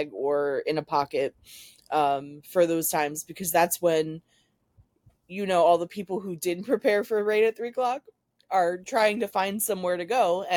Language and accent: English; Florida, United States; Growing up in Florida